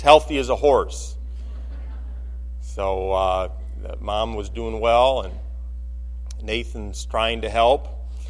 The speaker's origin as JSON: {"language": "English", "region": "Michigan", "country": "United States", "said": "I'm from Michigan"}